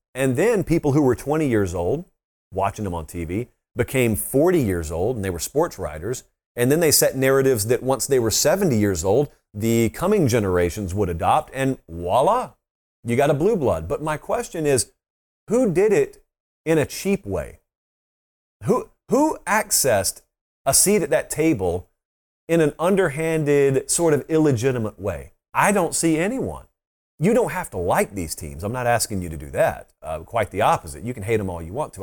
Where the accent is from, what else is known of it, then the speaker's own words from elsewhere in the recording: Columbus, Georgia, United States; I grew up right on the Chattahoochee River in Columbus, Georgia